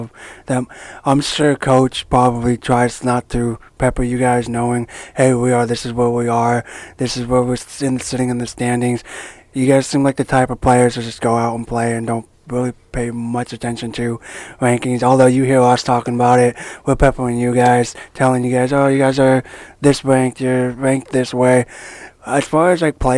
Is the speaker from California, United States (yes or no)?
yes; California, United States; now in Traverse City, United States; I'm from California